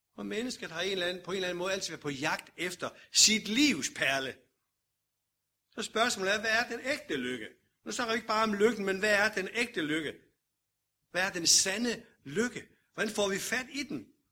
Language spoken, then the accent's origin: Danish; Denmark